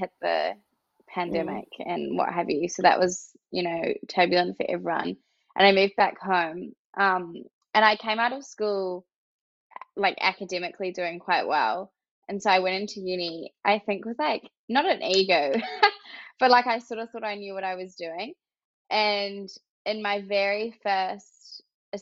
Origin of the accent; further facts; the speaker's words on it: New Zealand; moved away; I'm from New Zealand originally.